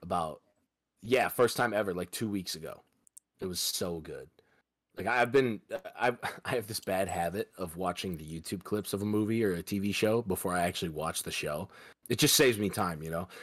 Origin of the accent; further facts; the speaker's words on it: Midwest, United States; I'm from the Midwest